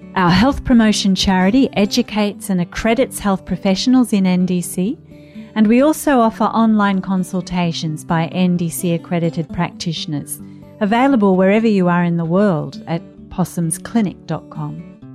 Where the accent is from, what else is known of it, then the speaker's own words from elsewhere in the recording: Australia; I'm an Australian GP and researcher